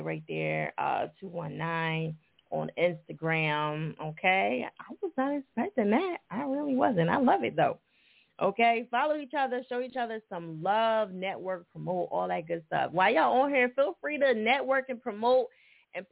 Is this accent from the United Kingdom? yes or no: no; New Jersey, United States; accent: Jersey; my Jersey accent